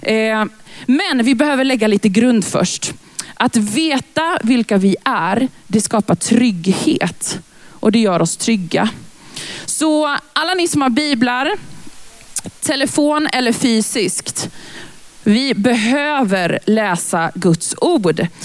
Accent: Lidköping, Västra Götaland, Sweden; moved away; also born or lived in Växjö; Jag är från början från Lidköping.

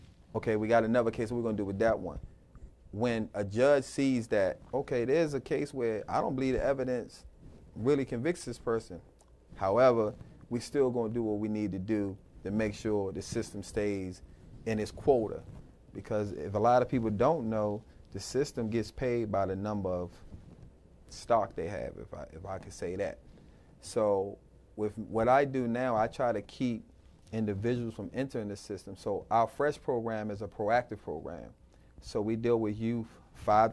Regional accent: United States; When I was growing up in Northeast, 8th Street and all

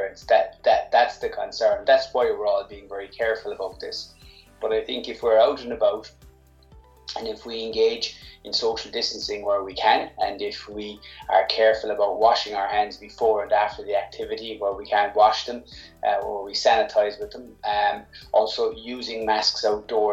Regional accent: Cork, Munster, Ireland; I'm from Cork

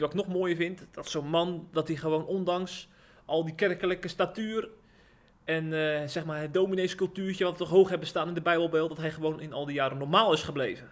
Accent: Rotterdam, South Holland, Netherlands; ik ben in Rotterdam geboren

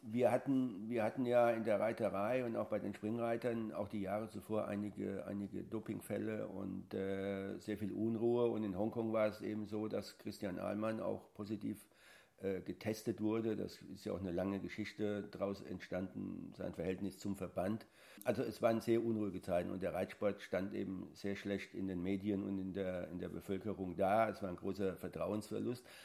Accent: Großostheim, Bavaria, Germany; ich bin gebürtig aus Groß-Ostheim, das ist in der Nähe von Aschaffenburg

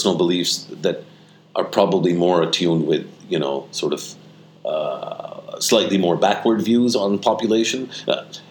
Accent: Pakistan; as a Pakistani

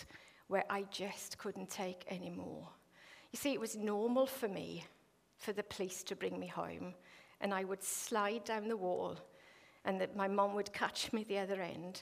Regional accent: Wales, United Kingdom; moved away

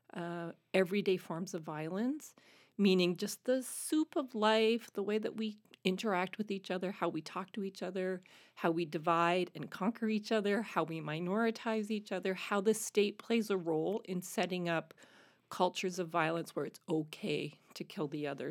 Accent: Canada; moved away as an adult; speaking French as a Canadian

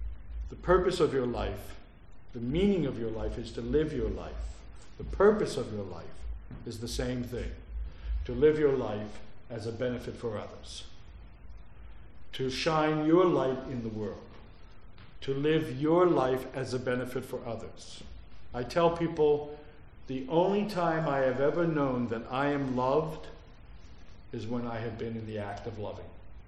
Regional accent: Philadelphia, Pennsylvania, United States; born there; also born or lived in New Jersey; But I've been, in fact, I was born in Philadelphia.

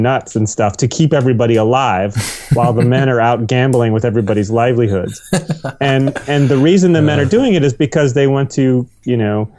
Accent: United States; I am an American

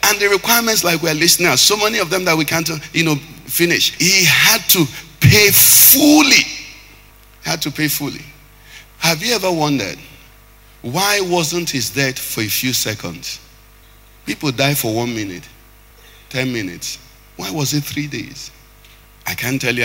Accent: Anambra, Nigeria; I'm from Anambra.

